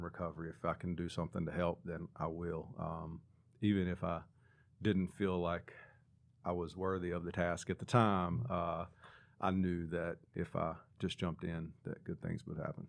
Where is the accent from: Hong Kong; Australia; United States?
United States; Claremont, North Carolina; also born or lived in Hickory, North Carolina; Claremont is the little bitty town in Catawba County that I, I grew up